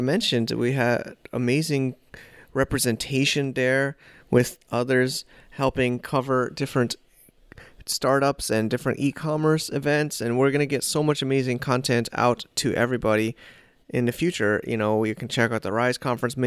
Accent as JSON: {"language": "English", "country": "United States", "also_born_or_lived": "New York City", "moved": "yes", "lives_now": "China", "said": "I'm an American"}